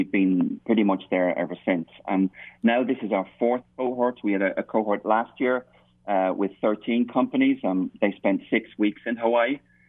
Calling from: Norway; Bert, it's a very cold and wet and dark Norway.

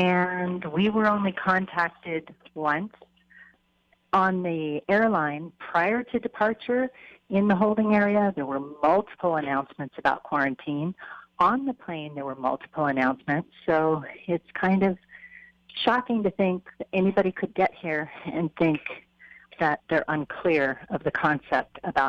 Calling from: North Kohala, Big Island, Hawaii, United States; I'm calling from North Kohala on the Big Island.

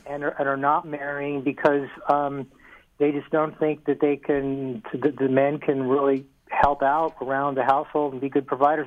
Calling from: Oakland, California, United States; I'm calling from Oakland

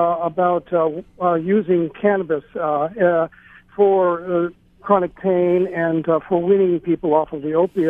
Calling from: Hilo, Hawaii, United States; I'm calling from Hilo.

